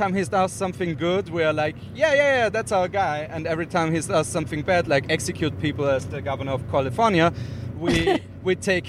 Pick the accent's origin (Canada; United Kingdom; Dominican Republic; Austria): Austria; I'm like, yeah, from Austria.